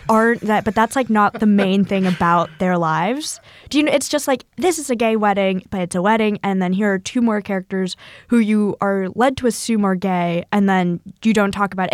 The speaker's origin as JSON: {"language": "English", "region": "Northern California", "country": "United States", "said": "from Northern California where every beach is freezing"}